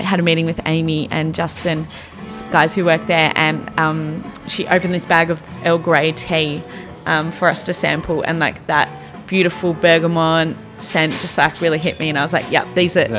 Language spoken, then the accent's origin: English; Australia; moved away as an adult; now in New York, United States; Me being Australian, everyone knows that I'm not from here.